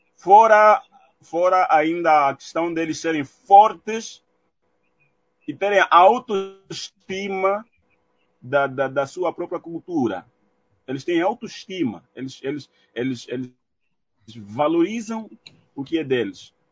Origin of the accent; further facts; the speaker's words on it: Angola; enquanto angolanos